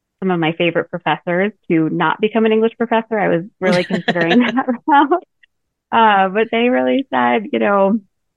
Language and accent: English; Colorado, United States; I grew up in Colorado